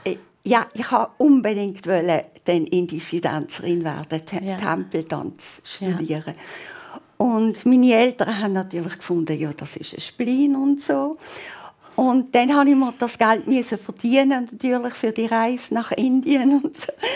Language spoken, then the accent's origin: German; Basel, Basel-Stadt, Switzerland; accent: Basel German; ich bin halt hier aufgewachsen in Basel